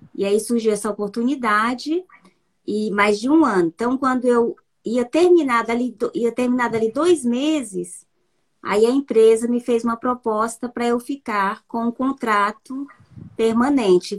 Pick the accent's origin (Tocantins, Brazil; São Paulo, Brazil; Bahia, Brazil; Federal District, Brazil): Tocantins, Brazil; Araguaína; moved away as an adult; now in Paris, France; eu sou de Araguaína, né? Tocantins, uma cidade bem pequena